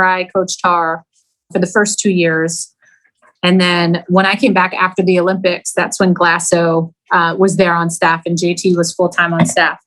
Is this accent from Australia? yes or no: no; Canada; moved away as an adult; being a Canadian